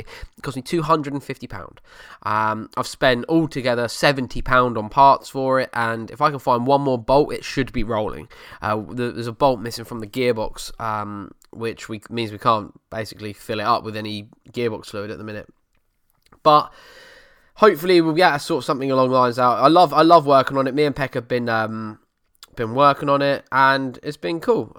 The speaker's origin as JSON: {"language": "English", "area": "Essex", "region": "East of England", "country": "United Kingdom", "said": "the banter you get from being an Essex boy and being from Essex"}